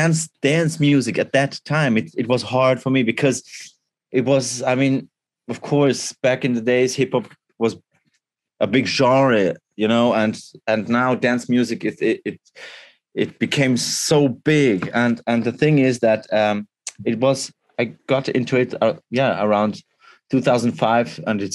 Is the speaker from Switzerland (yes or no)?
yes; Switzerland; I'm from Switzerland